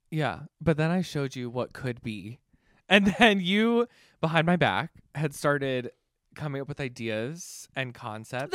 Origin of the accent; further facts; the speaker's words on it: Canton, Ohio, United States; also born or lived in New York; I am originally from Canton, Ohio, so not very far from here